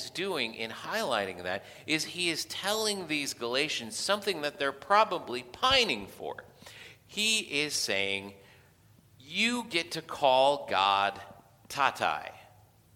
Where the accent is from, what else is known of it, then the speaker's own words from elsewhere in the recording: Philippines; moved away; I grew up in the Philippines